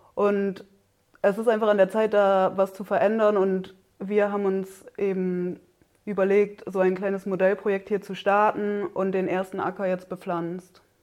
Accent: Oldenburger Münsterland, Lower Saxony, Germany; moved away as an adult; now in Siebenlinden, Germany; ursprünglich komme ich aus dem Oldenburger Münsterland

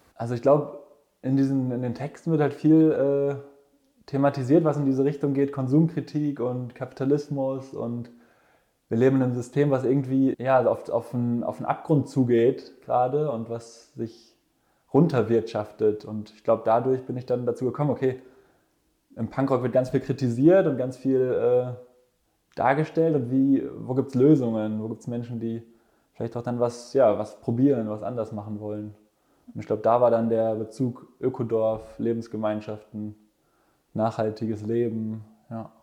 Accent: Ruhr area, North Rhine-Westphalia, Germany; moved away; ich bin äh, genau im Ruhrgebiet aufgewachsen

